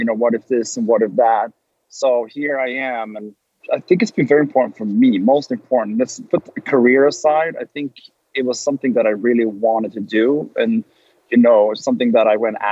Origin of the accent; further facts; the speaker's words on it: Sweden; moved away as an adult; now in Los Angeles, United States; I came from Sweden